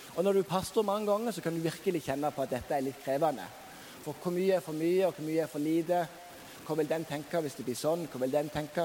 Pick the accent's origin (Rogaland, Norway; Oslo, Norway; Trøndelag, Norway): Rogaland, Norway; Sokndal; now in Bergen, Norway; der jeg kommer fra, Sokndal, plassen jeg kommer fra